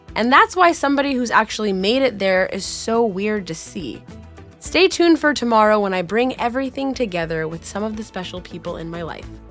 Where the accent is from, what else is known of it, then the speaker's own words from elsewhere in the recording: Kansas, United States; I'm from Kansas